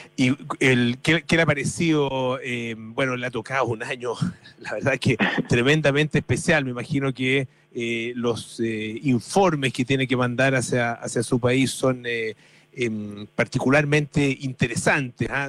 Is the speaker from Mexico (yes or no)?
no; Chile; los chilenos siempre decimos que somos los ingleses de Latinoamérica